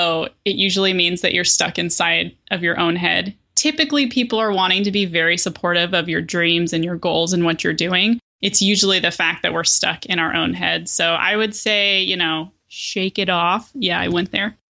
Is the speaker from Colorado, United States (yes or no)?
yes; Denver, Colorado, United States; born or raised there; now in Portland, United States